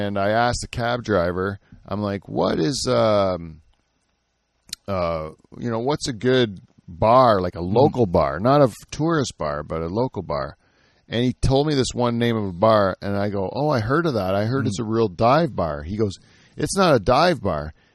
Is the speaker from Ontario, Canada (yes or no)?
yes; Simcoe, Ontario, Canada; I grew up in Simcoe